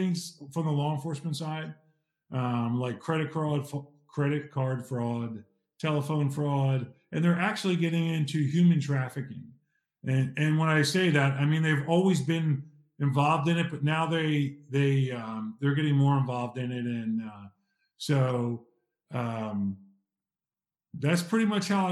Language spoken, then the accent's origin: English; Ridley Park, Pennsylvania, United States; I'm from Ridley Park, Pennsylvania, in the United States